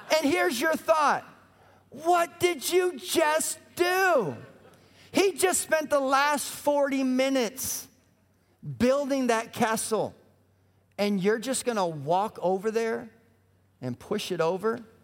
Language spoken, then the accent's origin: English; Colorado, United States; also born or lived in Minneapolis; now in Indianapolis, United States; I grew up in Colorado